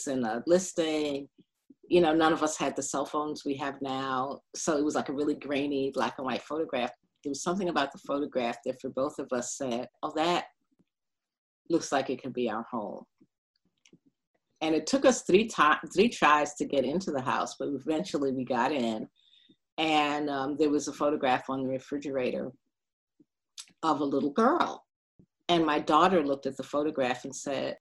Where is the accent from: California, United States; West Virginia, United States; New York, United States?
New York, United States; New York City; moved away as an adult; also born or lived in Bedford-Stuyvesant, Brooklyn / Boston; now in Philadelphia, United States; I grew up in Brownsville.